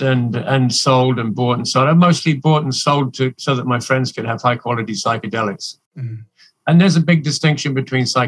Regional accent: England, United Kingdom; moved away as an adult; now in Canada; I'm originally from England. I grew up in England

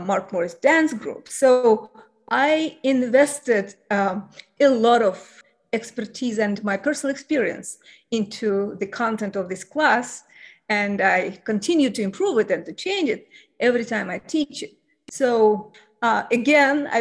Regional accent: Baku, Azerbaijan; moved away as an adult; also born or lived in St. Petersburg, Russia; now in Bloomington, United States; I was born and raised in Baku, Azerbaijan

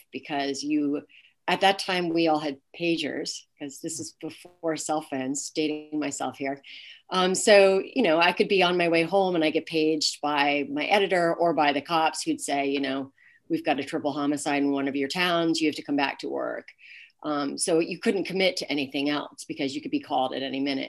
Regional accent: Groton, Massachusetts, United States; moved away as an adult; also born or lived in Yemen / Bolivia / Uzbekistan; I grew up in Groton, Massachusetts, which is a pretty small town.

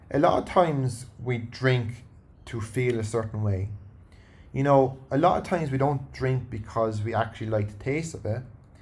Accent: Ireland; now in Sydney, Australia; Irish people are very, and me included

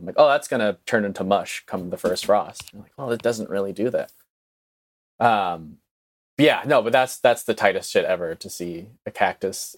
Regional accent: Northeast, United States; moved away; growing up in the Northeast

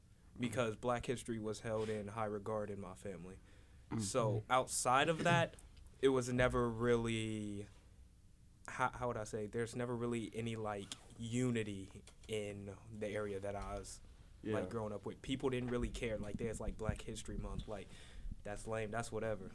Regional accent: Ohio, United States; growing up in Ohio

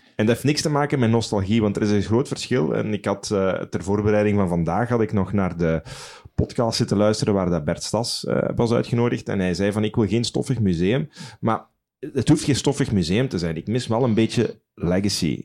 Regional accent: Sint-Truiden, Flanders, Belgium; moved away; Ik, ik hou van mijn stad. Ik, ik, woon er al, al, al, heel veel jaren niet meer, maar als ik naar Sint-Truiden kom, dat is voor mij thuiskomen

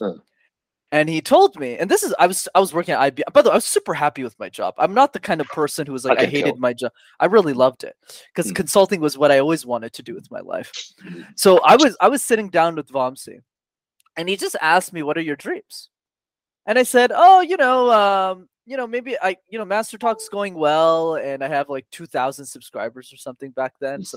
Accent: Canada; we were born and raised in Canada.

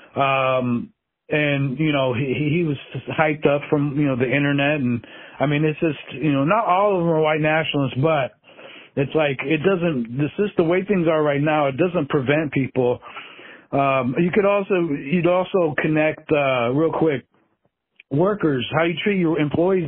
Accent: Alaska, United States; growing up in Alaska

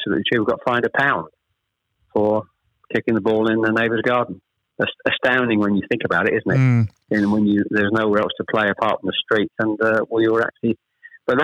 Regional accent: Chelmsford, East of England, United Kingdom; also born or lived in Ashton-under-Lyne; I was born in Ashton-under-Lyne. We actually moved south to Chelmsford when I was... Probably I was the eldest of three when I was probably about seven or eight

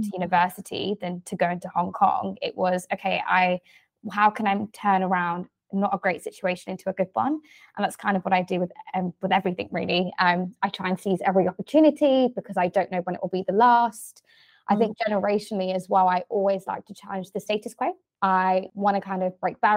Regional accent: London, United Kingdom; I am born and raised in London, specifically in the southeast in Greenwich

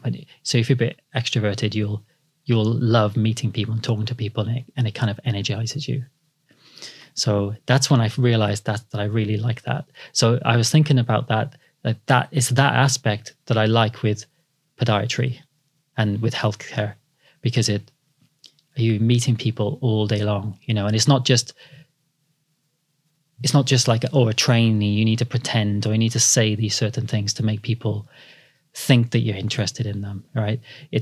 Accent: Cardiff, Wales, United Kingdom; moved away as an adult; now in London, United Kingdom; So I grew up in Cardiff. Yeah. Yeah. I should have got that out there in the beginning. So I raised in Cardiff.

